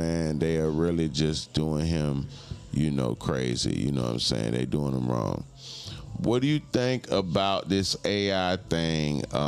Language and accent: English; Palm Beach, Florida, United States; I'm a Florida boy. I'm from Florida, the bottom of the map.